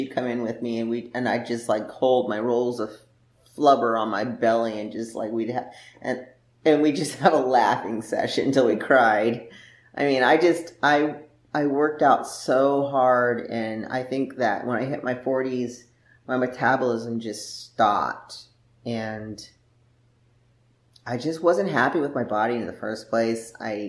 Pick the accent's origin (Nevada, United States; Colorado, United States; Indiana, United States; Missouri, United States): Nevada, United States; Las Vegas; And then when we moved to the Midwest, like I came from Las Vegas basically, and it was dry climate.